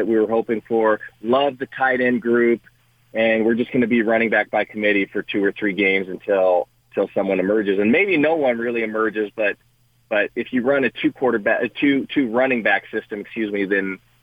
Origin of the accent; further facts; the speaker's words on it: Culver City, California, United States; we grew up in Culver City